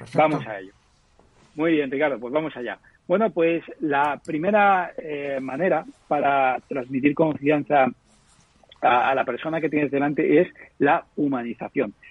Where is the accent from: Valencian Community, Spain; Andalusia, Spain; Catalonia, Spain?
Valencian Community, Spain; Petrer; una empresa muy pequeñita de un pueblo de Alicante, eh, que es mi pueblo, en Petrel